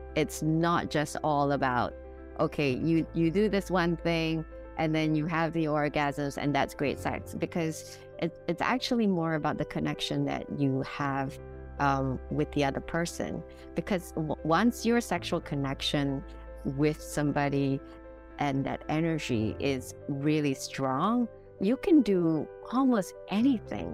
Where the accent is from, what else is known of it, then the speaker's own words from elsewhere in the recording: Singapore; now in Hong Kong; I am originally from Singapore, but I've lived in Hong Kong for over the past fifteen years